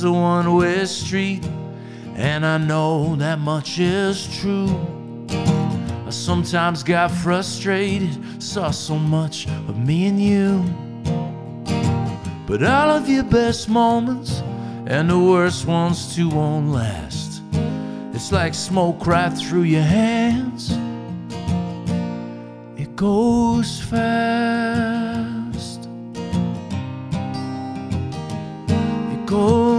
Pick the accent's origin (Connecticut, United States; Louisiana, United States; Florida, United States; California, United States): Connecticut, United States; Fairfield; also born or lived in Bridgeport, Connecticut; I grew up in Southern Connecticut, in a town called Bridgeport, a town called Fairfield, which was kind of two very different towns, but it's where my parents lived